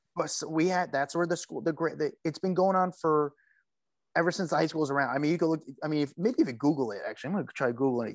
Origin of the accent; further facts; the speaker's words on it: Union, New Jersey, United States; I'm from Union, so I would, you know, just down the parkway a little bit